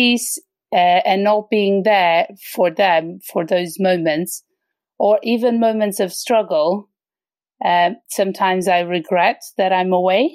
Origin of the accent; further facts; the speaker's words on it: Portugal; moved away as an adult; also born or lived in London, United Kingdom; now in Sweden; I'm originally from Portugal, where I lived until I was 28